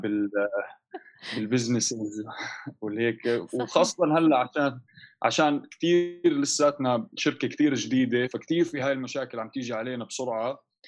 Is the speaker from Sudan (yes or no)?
no; Amman, Amman Governorate, Jordan; also born or lived in London / Canada / United States; انا وشركائي آه، تربينا بعمان